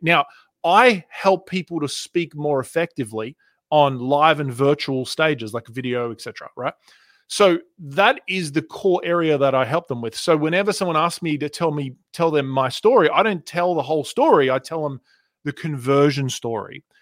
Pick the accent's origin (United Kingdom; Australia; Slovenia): Australia; accent: Australian; moved away as an adult; also born or lived in Canada; now in United States; I was born in Canada. in nineteen eighty-one, and I moved to Australia when I was two, and I grew up on the beaches